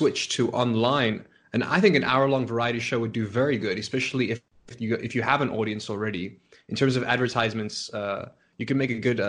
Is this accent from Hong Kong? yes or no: no; South Africa